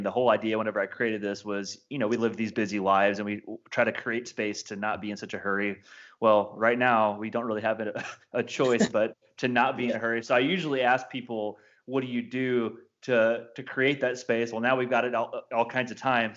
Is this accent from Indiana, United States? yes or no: yes; Evansville, Indiana, United States; we're both from Evansville